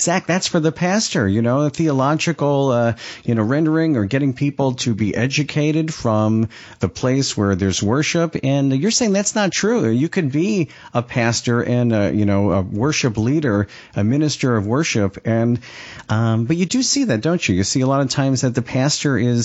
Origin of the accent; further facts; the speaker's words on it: New York, United States; I'm from New York